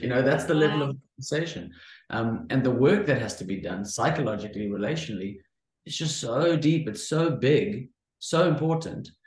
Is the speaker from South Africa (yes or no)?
yes; Cape Town, Western Cape, South Africa; I am from Cape Town, South Africa